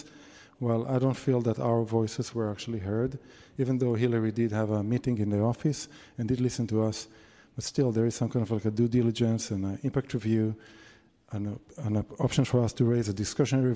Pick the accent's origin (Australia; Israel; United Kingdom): Israel; now in San Francisco, United States; I'm also from Israel